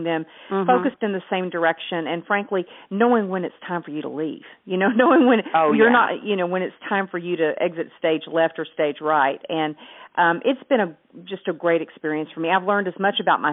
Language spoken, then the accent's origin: English; Hot Springs, Arkansas, United States; also born or lived in Austin, Texas; now in Dallas, United States; I live in Dallas, Texas now, but I'm originally from Hot Springs, Arkansas. So I'm a small-town Southern girl.